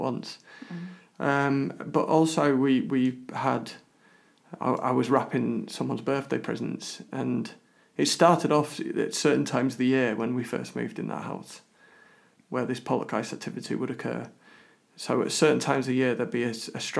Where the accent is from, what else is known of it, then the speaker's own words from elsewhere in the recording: London, United Kingdom; moved away; we're both originally from London